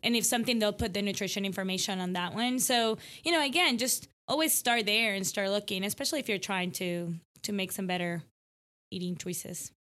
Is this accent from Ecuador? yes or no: yes; Ecuador; now in Allen, TX, United States; I'm from Ecuador